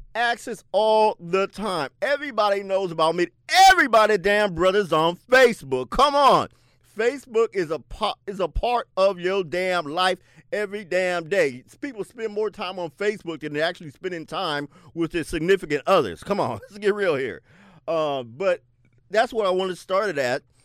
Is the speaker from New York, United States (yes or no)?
no; Seattle, Washington, United States; I grew up in the South End, South Seattle